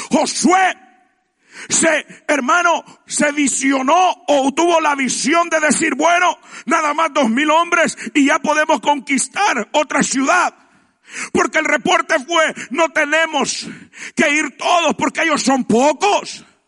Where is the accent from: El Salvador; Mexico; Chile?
El Salvador; como buen salvadoreño